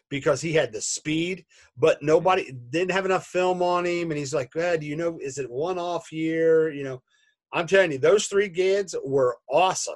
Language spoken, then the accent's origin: English; Xenia, Ohio, United States; I'm from Xenia, X-E-N-I-A